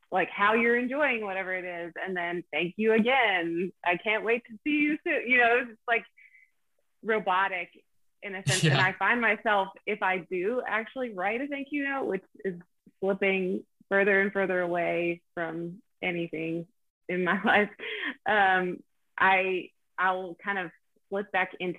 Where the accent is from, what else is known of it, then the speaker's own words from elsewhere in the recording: Pennsylvania, United States; I'm from Pennsylvania